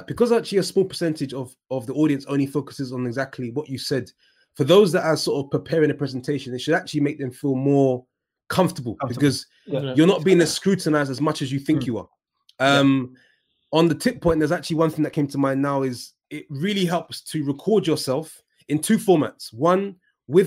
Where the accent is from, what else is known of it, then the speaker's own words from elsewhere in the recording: London, United Kingdom; I'm from Edmonton Green